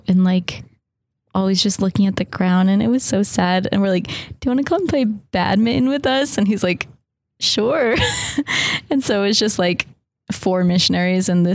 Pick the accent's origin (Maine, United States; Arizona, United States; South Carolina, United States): Arizona, United States; I'm from Arizona